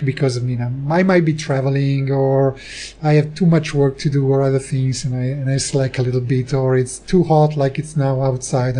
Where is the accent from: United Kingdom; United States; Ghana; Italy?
Italy; we're both from Italy, but actually while I live in Italy